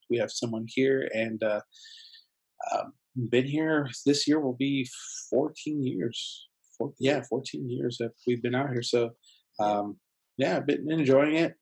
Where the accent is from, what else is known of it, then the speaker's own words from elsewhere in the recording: San Diego, California, United States; first language Spanish; English is a second language; I grew up in San Diego, so I did it through the school district there